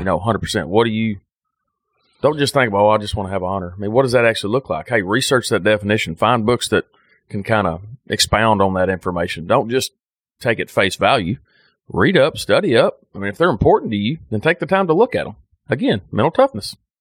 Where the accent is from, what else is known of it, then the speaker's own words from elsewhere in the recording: United States; I'm an American